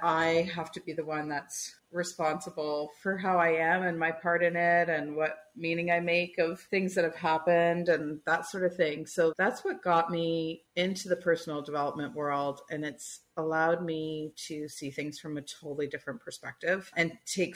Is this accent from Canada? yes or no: yes; Toronto, Ontario, Canada; I grew up in Toronto